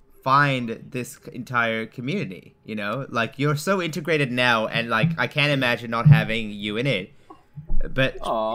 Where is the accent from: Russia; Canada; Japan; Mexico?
Japan; I grew up in Japan. Like, that's where I grew up